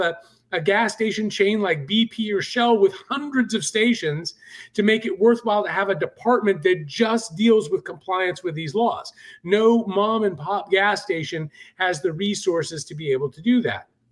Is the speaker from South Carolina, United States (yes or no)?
yes; Charleston, South Carolina, United States; here in my hometown of Charleston, South Carolina